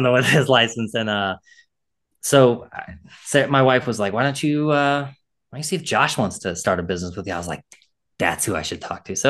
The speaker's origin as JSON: {"language": "English", "region": "Illinois", "country": "United States", "moved": "yes", "lives_now": "Maryland, United States", "said": "I'm from Illinois. And so I'm a transplant here"}